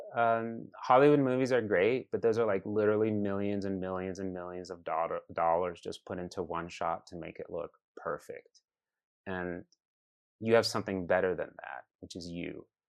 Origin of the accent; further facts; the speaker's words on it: Iraq; also born or lived in Chicago, United States; now in United States; I come from Iraq